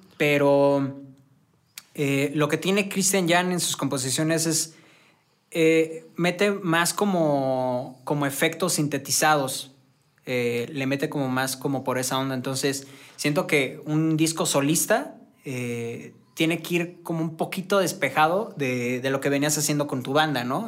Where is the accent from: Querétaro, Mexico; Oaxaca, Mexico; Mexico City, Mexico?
Querétaro, Mexico; San Juan del Río; moved away as an adult; now in Querétaro, Mexico; Yo soy de San Juan del Río, pero por chamba me vine para, para acá y ya tengo como dos años más o menos viviendo aquí